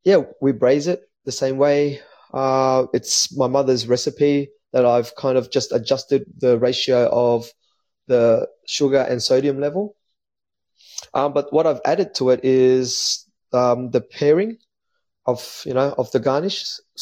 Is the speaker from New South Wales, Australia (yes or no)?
yes; Newtown, New South Wales, Australia; also born or lived in Marrickville; Growing up in the inner west was good. I love it. It was I grew up in Newtown at the beginning, and then we moved to Marrickville.